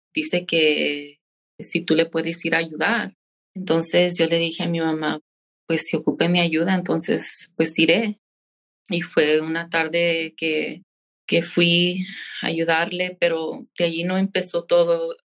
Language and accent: Spanish; San Joaquin, California, United States; also born or lived in Fresno; Yo fui nacida en Fresno y toda mi niñez la he pasado aquí en, el valle. Crecí en un pueblito llamado San Joaquín.